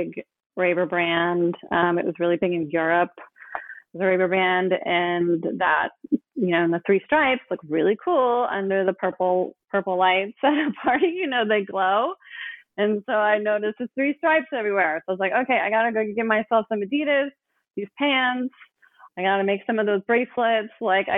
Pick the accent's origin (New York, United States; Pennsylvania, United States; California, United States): California, United States; Oakland; I grew up in Oakland